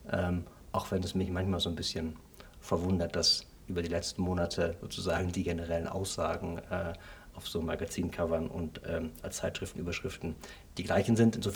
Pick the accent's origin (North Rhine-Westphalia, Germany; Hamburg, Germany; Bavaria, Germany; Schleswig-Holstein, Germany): North Rhine-Westphalia, Germany; Essen; ich komme aus dem Ruhrgebiet, aus Essen.